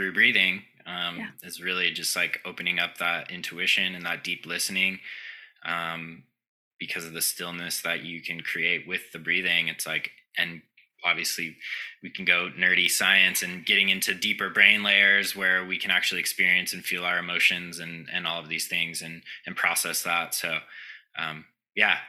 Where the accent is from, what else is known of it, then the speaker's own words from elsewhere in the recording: Southern California, United States; I grew up in Southern California